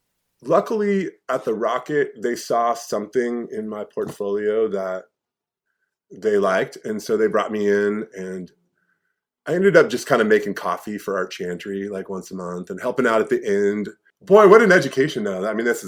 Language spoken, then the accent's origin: English; Corvallis, Oregon, United States; also born or lived in Eugene, Oregon / Seattle; So I grew up in Corvallis, Oregon, and I graduated from college in 1990.